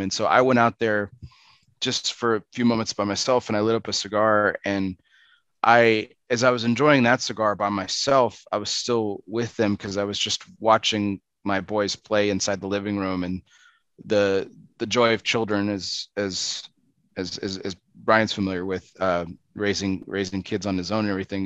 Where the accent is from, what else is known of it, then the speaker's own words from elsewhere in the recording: Texas, United States; I'm from Texas, born and raised